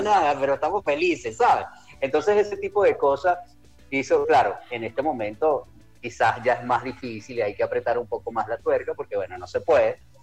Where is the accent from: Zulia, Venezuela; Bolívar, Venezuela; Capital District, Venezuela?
Capital District, Venezuela; Caracas; Yo nací y me crié en Caracas. Soy caraqueño